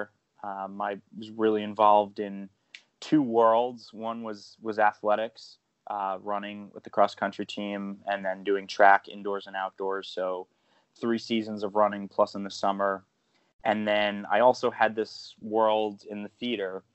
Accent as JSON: {"language": "English", "town": "Eastchester", "region": "New York", "country": "United States", "tie": "born or raised there", "said": "I grew up in the town of Eastchester, which is about 30 minutes outside of New York City."}